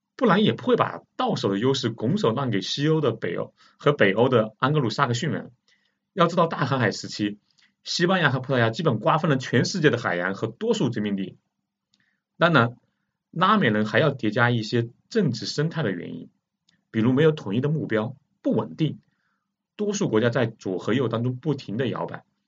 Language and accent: Chinese; China; 我们中国人